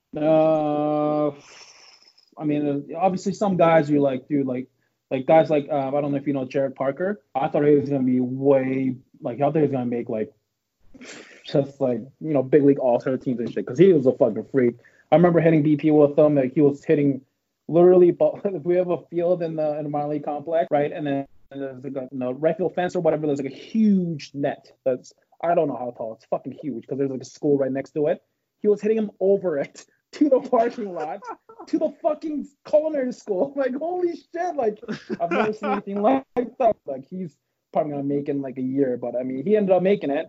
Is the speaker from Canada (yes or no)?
yes; Canada; I'm not from Tampa area. I'm from Canada.